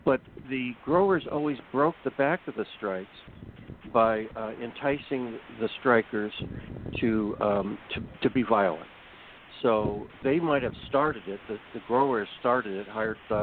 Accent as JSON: {"language": "English", "region": "California", "country": "United States", "tie": "born or raised there", "said": "I grew up in California. I'm in Southern California"}